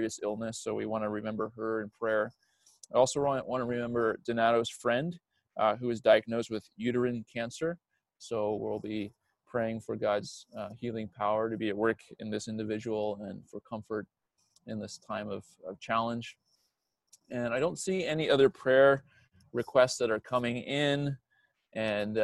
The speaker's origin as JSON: {"language": "English", "region": "New Brunswick", "country": "Canada", "said": "I'm from New Brunswick"}